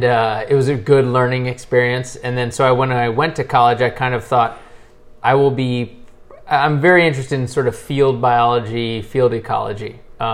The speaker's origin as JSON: {"language": "English", "region": "California", "country": "United States", "tie": "born or raised there", "also_born_or_lived": "Massachusetts / Wyoming / Michigan", "moved": "as an adult", "lives_now": "Central Oregon, United States", "said": "I grew up in California and went to college in Western Massachusetts"}